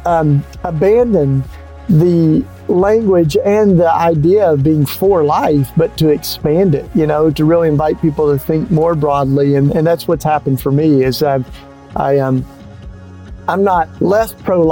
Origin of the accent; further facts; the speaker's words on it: Tennessee, United States; I grew up in Tennessee